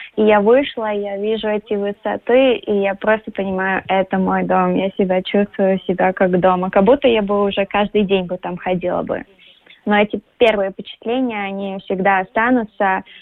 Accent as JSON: {"language": "Russian", "country": "Latvia", "tie": "born or raised there", "also_born_or_lived": "New York", "said": "Я родилась в Латвии, я уважаю наш язык, нашу культуру."}